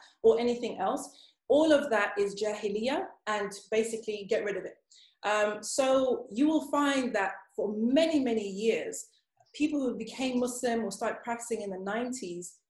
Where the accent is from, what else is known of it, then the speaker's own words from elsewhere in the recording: Zimbabwe; now in United Kingdom; I grew up in Zimbabwe, so I grew up in Africa